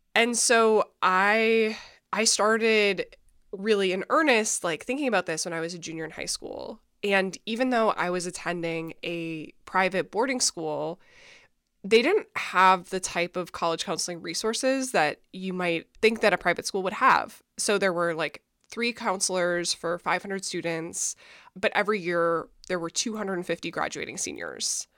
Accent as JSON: {"language": "English", "region": "Minnesota", "country": "United States", "said": "I'm from Minnesota. I grew up super religious"}